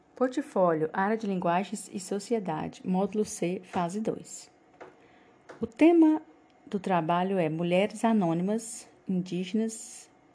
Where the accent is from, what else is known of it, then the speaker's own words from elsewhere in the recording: Mateiros, Tocantins, Brazil; Somos de Mateiros Tocantins